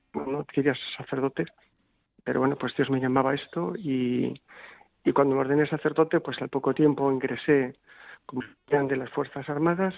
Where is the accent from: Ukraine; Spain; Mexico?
Spain; Bilbao, Basque Country; moved away as an adult; yo soy profundamente español. Soy bilbaíno